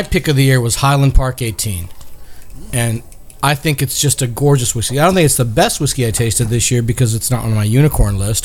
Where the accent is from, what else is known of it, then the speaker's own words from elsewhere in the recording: India; now in United States; I may be Indian by birth